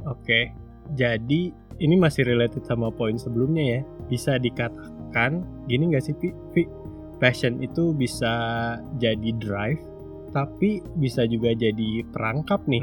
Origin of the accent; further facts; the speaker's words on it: Sanggau, West Kalimantan, Indonesia; moved away; aku balik-balik lagi ke Sanggau ya hmm. kota asalku